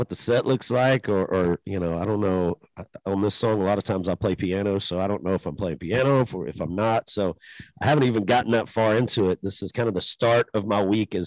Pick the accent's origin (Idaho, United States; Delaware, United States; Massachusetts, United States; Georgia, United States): Georgia, United States; Macon; my hometown and you know, where I'm from